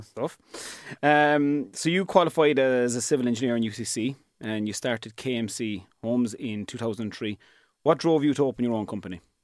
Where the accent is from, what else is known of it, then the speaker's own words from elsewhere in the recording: East Cork, Munster, Ireland; I'm from East Cork and that's where my business is.